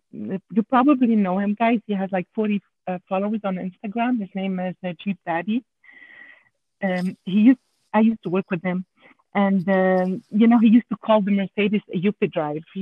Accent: Canada; accent: French Canadian; English is a second language; I'm I'm sorry about my accent because I'm a French Canadian.

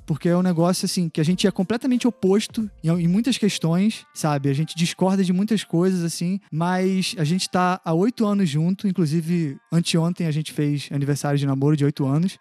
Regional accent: Belford Roxo, Rio de Janeiro, Brazil; now in Rio de Janeiro, Brazil; eu cresci num lugar pobre, em Belfor Roxo, tipo, interior de Belfor Roxo, que é tipo a Baixada Fluminense aqui no Rio

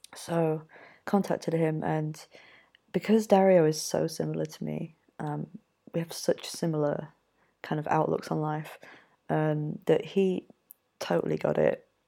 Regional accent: Yorkshire and the Humber, United Kingdom; moved away; also born or lived in Mexico; I'm from Yorkshire myself

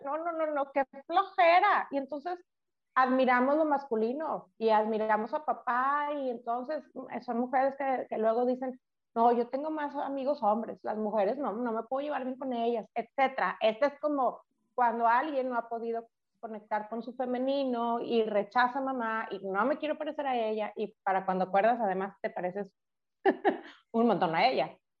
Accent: Monterrey, Nuevo León, Mexico; somos de Monterrey

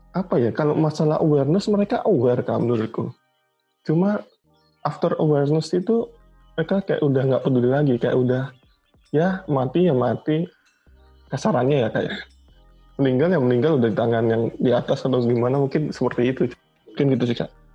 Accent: Surabaya, East Java, Indonesia; now in Jakarta, Indonesia; aku kan dari Surabaya and but now I'm live in I live in Jakarta

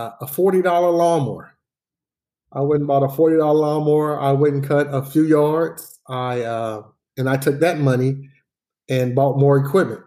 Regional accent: Dayton, Ohio, United States; I grew up in Dayton, Ohio, what we consider the west side of Dayton, Ohio

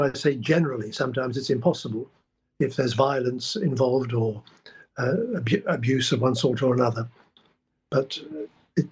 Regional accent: England, United Kingdom; also born or lived in Prague, Czech Republic; I was born in Prague in 1939 and spent the war under Nazi occupation and came over to England in 1946

